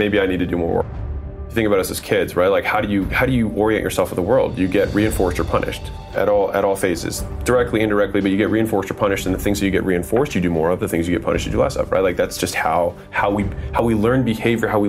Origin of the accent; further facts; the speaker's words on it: United States; I was born in America